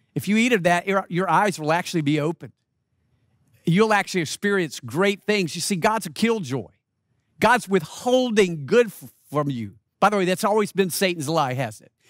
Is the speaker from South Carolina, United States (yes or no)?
yes; Rock Hill, South Carolina, United States; moved away; I was in my hometown of Rock Hill, South Carolina